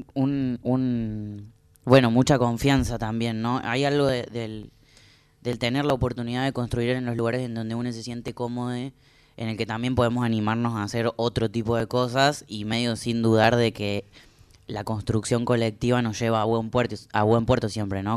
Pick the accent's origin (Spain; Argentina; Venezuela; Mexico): Argentina; the interior; también soy una persona de eso que llaman el interior